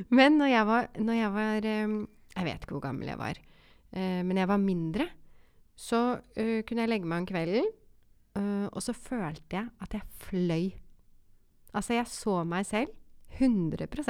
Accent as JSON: {"language": "Norwegian", "region": "Oslo", "country": "Norway", "tie": "born or raised there", "said": "Jeg vokste opp eh, på Romsås"}